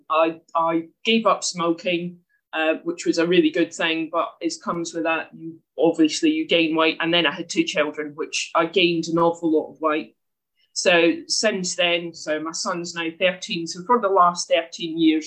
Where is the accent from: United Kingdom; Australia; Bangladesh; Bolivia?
United Kingdom; Scotland; moved away as an adult; now in Herne Bay, United Kingdom; you can probably tell from the accent I'm not from there. I'm from Scotland originally